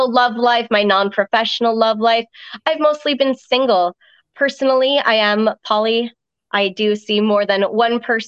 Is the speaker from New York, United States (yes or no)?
yes; New York, United States; also born or lived in Ireland; my family moved to the States when I was 5. And so I kind of had this mixed upbringing of rural countryside and enjoying a little bit of farm life before heading over to the city and getting to experience the melting pot that New York is